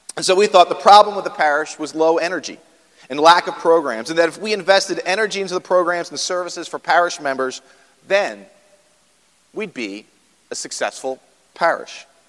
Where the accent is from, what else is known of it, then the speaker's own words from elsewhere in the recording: outside Philadelphia, Pennsylvania, United States; moved away as an adult; also born or lived in Baltimore, Maryland; now in Parkville, Maryland, United States; I grew up outside of Philadelphia, so long way from Philadelphia.